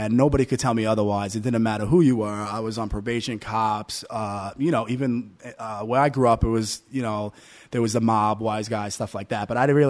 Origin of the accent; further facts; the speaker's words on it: Staten Island, New York, United States; also born or lived in Brooklyn; No, actually, I grew up in Staten Island.